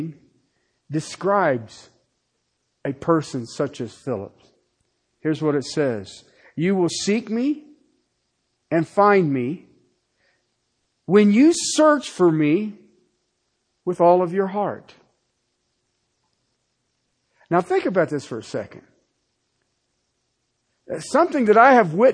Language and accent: English; Ohio, United States; I was from Ohio.